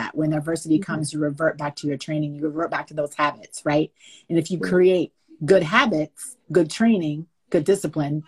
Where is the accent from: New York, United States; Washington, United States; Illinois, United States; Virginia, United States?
Virginia, United States; Winchester; moved away as an adult; now in Los Angeles, United States; I'm born and raised in Winchester, Virginia. I live most of my adult life kind of in California, in Los Angeles